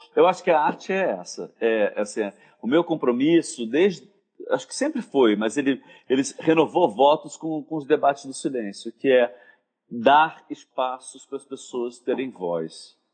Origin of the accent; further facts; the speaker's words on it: Rio de Janeiro, Brazil; eu vim da Tijuca, né, de uma, um colégio de, de padre, com um pai juiz, uma mãe dona de casa, classe média alta